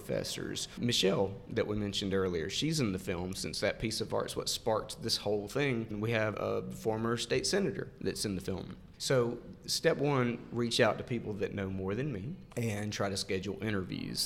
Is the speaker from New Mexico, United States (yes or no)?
no; Montgomery, Alabama, United States; I grew up in Montgomery